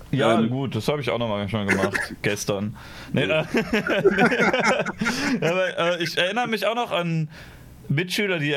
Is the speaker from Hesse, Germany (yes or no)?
no; Düsseldorf, North Rhine-Westphalia, Germany; Ich bin Düsseldorfer.